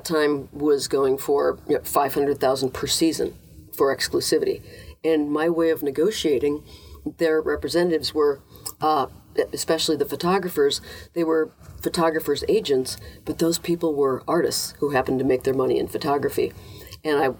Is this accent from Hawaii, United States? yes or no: no; Minnesota, United States; moved away; as a Minnesotan